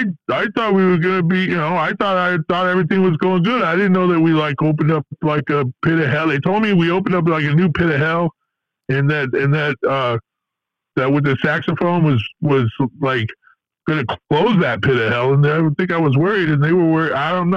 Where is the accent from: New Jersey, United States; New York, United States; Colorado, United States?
New Jersey, United States; Lodi; I grew up in Lodi and I never left the town.